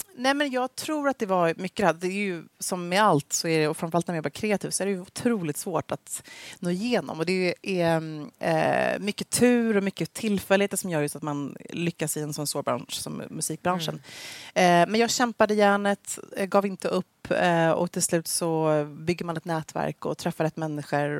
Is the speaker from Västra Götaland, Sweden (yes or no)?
no; Gävle, Gävleborg County, Sweden; jag växte upp då i Gävle hos uh, min härliga familj